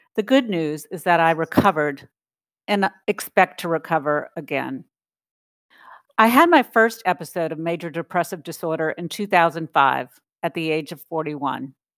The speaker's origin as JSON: {"language": "English", "town": "New Orleans", "region": "Louisiana", "country": "United States", "tie": "born or raised there", "moved": "yes", "lives_now": "Washington, D.C., United States", "said": "Although I had lived in the Washington, D C area for more than twenty years, New Orleans is my hometown"}